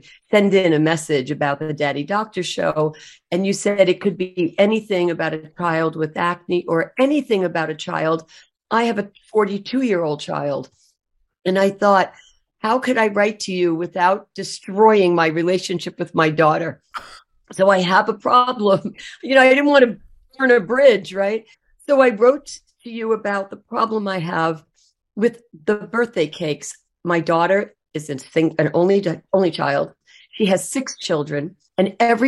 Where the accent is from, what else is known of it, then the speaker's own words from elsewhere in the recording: Long Island, New York, United States; We're both from Long Island